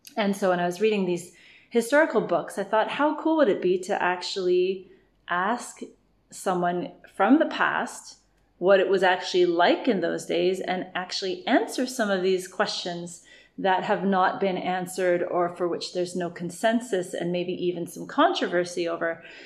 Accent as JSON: {"language": "English", "region": "Ontario", "country": "Canada", "tie": "born or raised there", "also_born_or_lived": "Vancouver, Canada", "moved": "as an adult", "lives_now": "Bali, Indonesia", "said": "grew up in Canada and Ontario"}